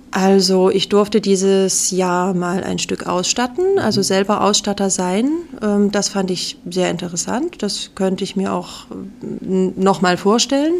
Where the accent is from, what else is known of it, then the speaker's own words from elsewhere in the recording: Radebeul, Saxony, Germany; moved away as an adult; now in Memmingen, Germany; ich komme ursprünglich aus Radebeul bei Dresden.